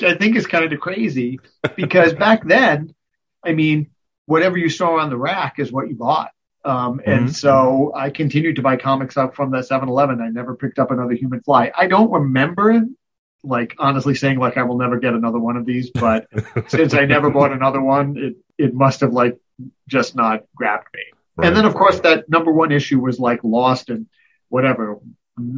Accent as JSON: {"language": "English", "region": "Rhode Island", "country": "United States", "tie": "born or raised there", "said": "I grew up in Rhode Island"}